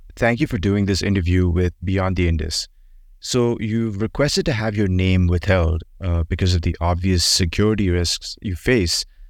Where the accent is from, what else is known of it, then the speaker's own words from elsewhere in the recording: Maharashtra, India; Maharashtra, my home state